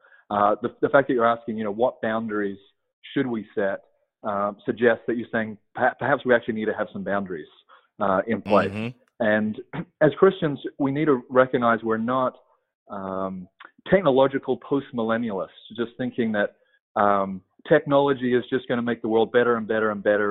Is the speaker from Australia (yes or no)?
yes; Australia; moved away as an adult; now in United States; I'm not from Texas. Originally from Australia. And I moved here at the beginning of 2012 with my wife and three kids at the time.